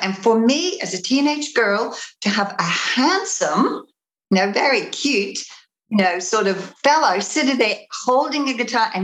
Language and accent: English; Australia; also born or lived in Liverpool, United Kingdom; I'm originally from the UK. I'm from Liverpool. I came to Australia when I was 7. And when I was 15, this cult came to my school.